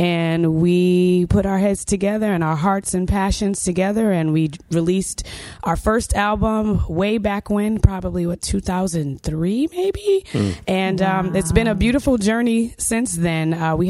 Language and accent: English; New Haven, Connecticut, United States; moved away as an adult; now in Washington, D.C., United States; I'm originally from New Haven, Connecticut, but I've been living in the Washington, D.C. area for like a good 20 plus years.